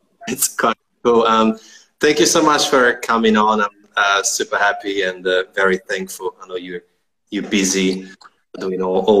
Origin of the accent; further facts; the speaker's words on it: Italy; moved away as an adult; now in Melbourne, Australia; I'm from Italy